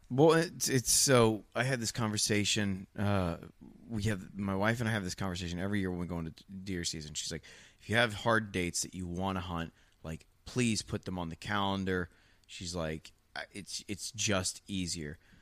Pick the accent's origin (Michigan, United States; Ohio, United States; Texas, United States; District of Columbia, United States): Ohio, United States; moved away; I'm from Ohio